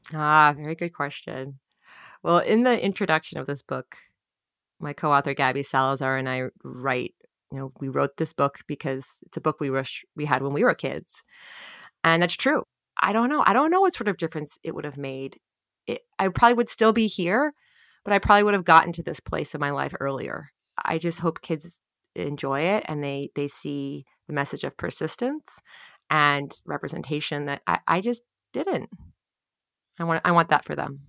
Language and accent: English; New Jersey, United States; born or raised there